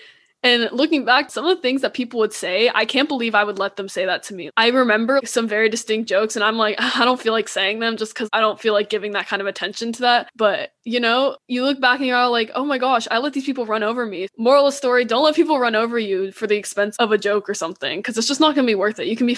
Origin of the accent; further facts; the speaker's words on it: United States; I would make jokes at my own expense about being Chinese American. Like, haha, like I eat dogs, I'm bad at driving, like my small eyes, haha.